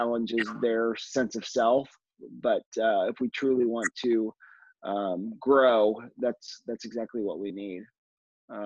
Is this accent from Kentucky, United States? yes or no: yes; Kentucky, United States; now in Los Angeles, United States; I'm from Kentucky originally.